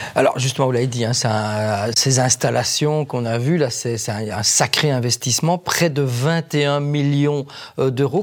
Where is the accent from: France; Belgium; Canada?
Belgium; Wallonia; chez nous en Wallonie